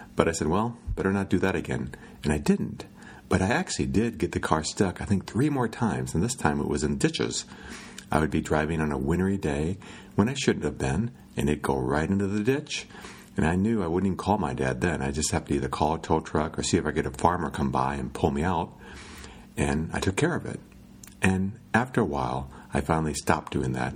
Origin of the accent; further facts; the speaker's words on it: Iowa, United States; When I was a kid growing up in Iowa, I lived by a lake.